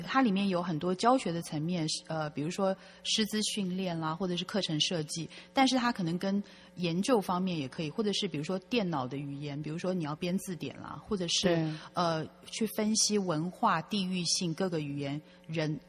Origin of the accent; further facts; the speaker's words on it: Taiwan; moved away as an adult; also born or lived in United Kingdom / Canada / United States / Hong Kong; 我也是台湾长大的小孩，然后，嗯，在台湾眷村长大，然后之后呢，大学之后就到国外去，呃，居住跟这个，呃，在英国还有加拿大、美国、香港都居住了比较多年，然后香港基本上是我第二个家，然后在，嗯，两年前疫情最严重的时候又回到了台湾